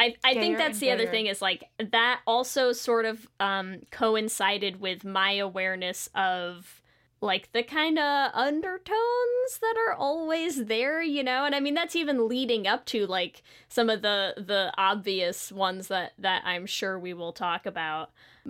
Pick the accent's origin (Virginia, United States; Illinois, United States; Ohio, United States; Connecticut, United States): Connecticut, United States; near Mohegan Sun; close to my hometown.